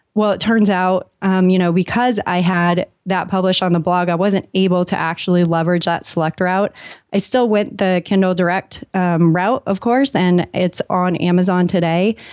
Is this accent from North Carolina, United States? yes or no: no; San Diego, California, United States; moved away as an adult; also born or lived in San Francisco / Los Angeles / Maine; I was raised in San Diego